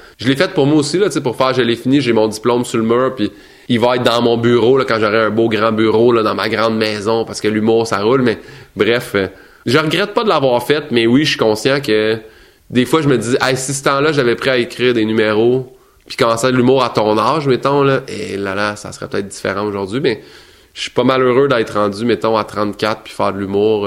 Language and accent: French; Saint-Hyacinthe, Quebec, Canada; je vais descendre à Saint-Hyacinthe, qui est ma ville natale